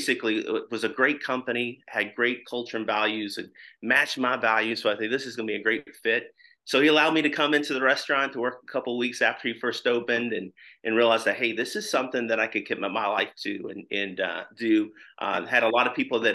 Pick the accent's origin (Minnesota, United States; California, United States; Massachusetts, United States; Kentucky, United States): Kentucky, United States; Louisville; moved away as an adult; now in Indianapolis, United States; I was born and raised in Louisville, Kentucky, but we've been here in the Indianapolis area since 1998.